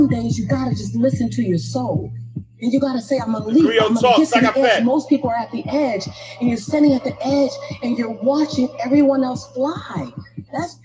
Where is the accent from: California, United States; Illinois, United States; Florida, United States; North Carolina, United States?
California, United States; Los Angeles; born and raised in South Central